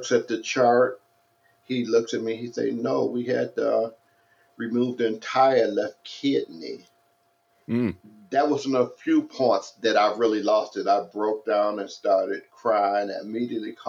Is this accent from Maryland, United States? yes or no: no; Detroit, Michigan, United States; moved away as an adult; now in San Dimas, United States; I grew up in Detroit, Michigan